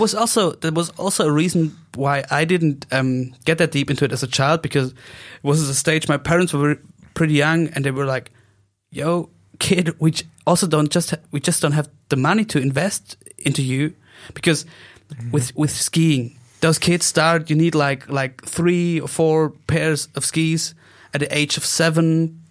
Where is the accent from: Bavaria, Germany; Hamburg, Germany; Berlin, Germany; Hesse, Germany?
Bavaria, Germany; Oberstdorf; English is a second language; Oberstdorf, that's my hometown